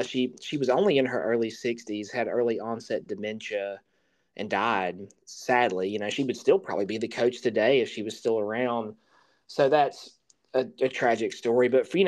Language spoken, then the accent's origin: English; the South, United States; you know, to think me being a Southerner is as a Boston Celtics fan, but I am because of my dad.